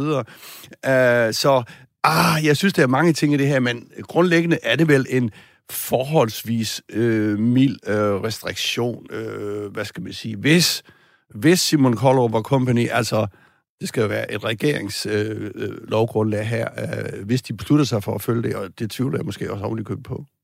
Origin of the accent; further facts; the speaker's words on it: Southern Jutland, Southern Denmark, Denmark; Sønderjylland, hvor jeg kommer fra